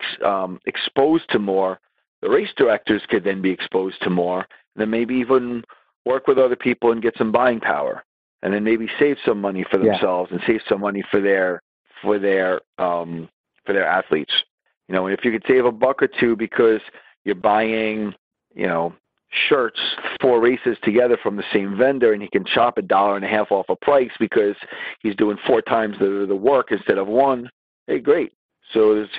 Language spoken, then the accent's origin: English; New York, United States; I'm not a New Englander and I'm a New Yorker